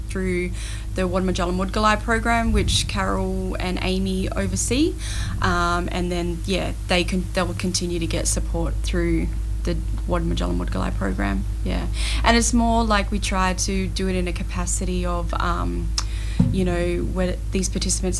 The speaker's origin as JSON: {"language": "English", "town": "Derby", "region": "Western Australia", "country": "Australia", "moved": "as an adult", "lives_now": "Broome, Australia", "said": "I'm originally from Derby. Derby girl"}